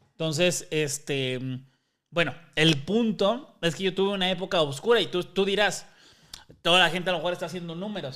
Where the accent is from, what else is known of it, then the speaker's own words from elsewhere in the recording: Mexico City, Mexico; also born or lived in Roma, Mexico City; Yo crecí en Iztapalapa